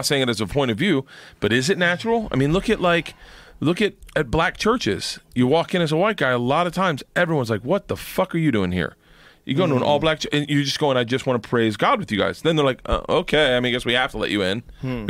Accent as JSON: {"language": "English", "region": "Florida", "country": "United States", "tie": "born or raised there", "said": "I was born in Florida"}